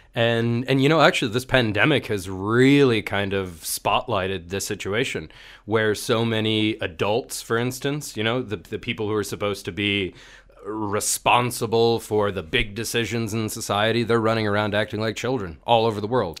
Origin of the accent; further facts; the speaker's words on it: Marin County, California, United States; moved away as an adult; now in Bulgaria; I come from San Francisco, California, or rather just north of there uh, Marin County, this uh, kind of place of sprawling redwoods in the Pacific Ocean